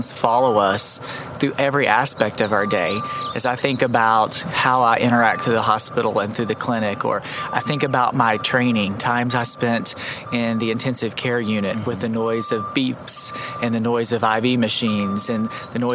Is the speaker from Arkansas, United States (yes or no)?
yes; River Valley, Arkansas, United States; also born or lived in Waldron, Arkansas / southeastern Oklahoma / Spiro, Oklahoma; I had the wonderful opportunity of growing up in this area. I like to tell people I'm from the River Valley.